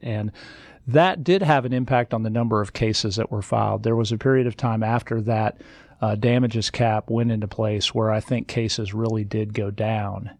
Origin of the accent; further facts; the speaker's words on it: Nebraska, United States; now in Georgia, United States; I grew up in Nebraska